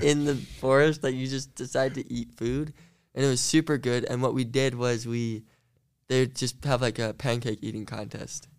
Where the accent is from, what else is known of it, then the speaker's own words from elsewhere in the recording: Central Utah, United States; I grew up um, about, like, Central Utah